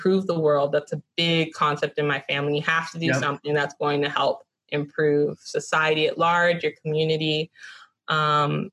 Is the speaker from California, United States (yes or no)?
yes; Los Angeles, California, United States; I grew up in Westchester, right next to LMU.